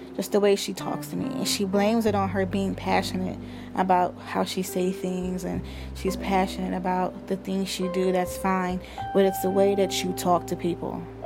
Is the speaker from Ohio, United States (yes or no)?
yes; Cleveland, Ohio, United States; I'm from Cleveland.